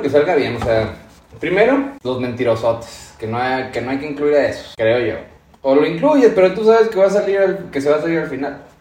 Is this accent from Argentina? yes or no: no; Durango, Mexico; aquí es Durango y vamos a hablar de, los destinos que como duranguenses, norteños